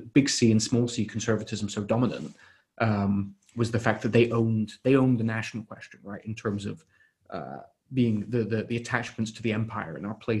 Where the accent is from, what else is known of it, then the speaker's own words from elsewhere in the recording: Canada; know, we have trouble defining the content sometimes, what it means to be Canadian, we still know that we're Canadian.